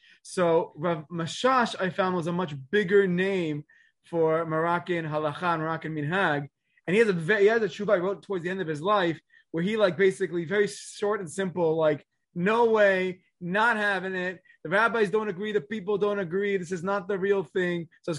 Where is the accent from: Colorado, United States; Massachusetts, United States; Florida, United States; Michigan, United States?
Florida, United States; Miami; I grew up in Miami. I'm Syrian myself, but you know, the Moroccans were a big influence when I was growing up over there.